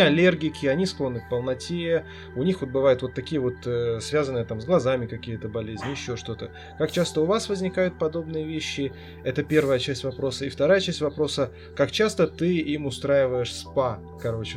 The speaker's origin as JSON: {"language": "Russian", "region": "Nizhny Novgorod Oblast", "country": "Russia", "said": "а я из Нижегородской области"}